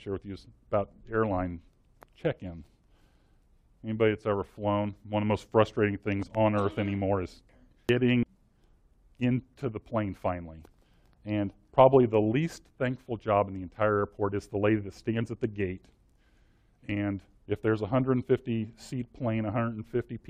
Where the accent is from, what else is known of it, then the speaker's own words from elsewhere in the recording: Washington, Missouri, United States; I grew up in Washington, Missouri